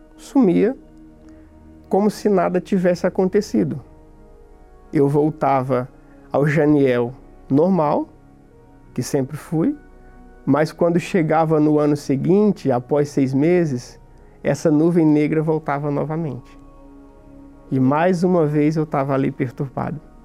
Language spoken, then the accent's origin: Portuguese; the Northeast, Northeast Brazil, Brazil; moved away as an adult; also born or lived in São Paulo / Greater São Paulo; Quando eu fiz 20 anos, eu vim embora do Nordeste para São Paulo.